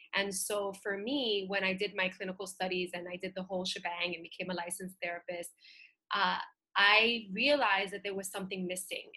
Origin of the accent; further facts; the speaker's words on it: New York City, New York, United States; being a little girl and growing up in Bushwick in Brooklyn